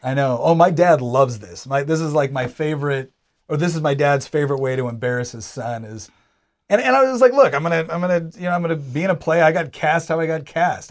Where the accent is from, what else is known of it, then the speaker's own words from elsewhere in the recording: Charlottesville, Virginia, United States; I'm from Charlottesville